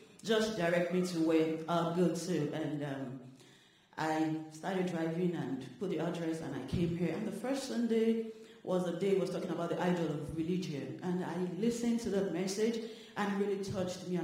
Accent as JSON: {"language": "English", "country": "Nigeria", "moved": "yes", "said": "I'm from Nigeria"}